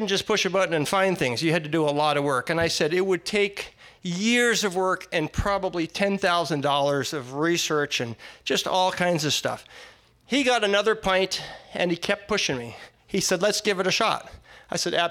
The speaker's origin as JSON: {"language": "English", "region": "Connecticut", "country": "United States", "tie": "born or raised there", "said": "all the time I was growing up in Connecticut"}